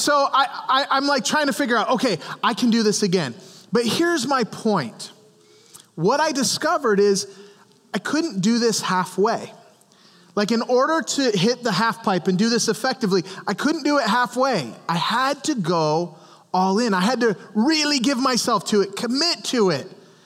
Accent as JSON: {"language": "English", "region": "Montana", "country": "United States", "tie": "born or raised there", "moved": "yes", "lives_now": "Goshen, United States", "said": "I grew up in Montana"}